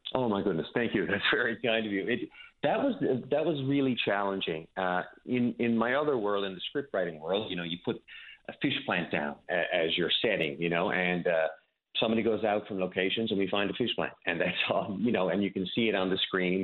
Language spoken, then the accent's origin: English; Petty Harbour, Newfoundland and Labrador, Canada; a small community like I grew up in Petty Harbor and, and Newfoundland in general